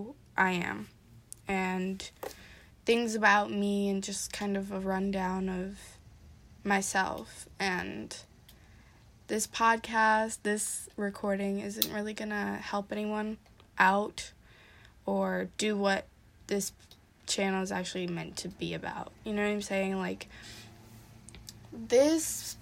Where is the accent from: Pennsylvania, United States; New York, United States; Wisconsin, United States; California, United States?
Wisconsin, United States; I'm from Wisconsin